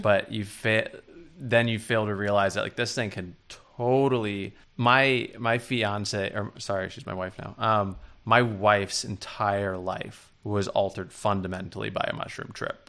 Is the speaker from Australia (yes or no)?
no; New York City, New York, United States; moved away as an adult; now in Los Angeles, United States; being from New York, I had very close friends that I went to, like, middle school with and that I grew up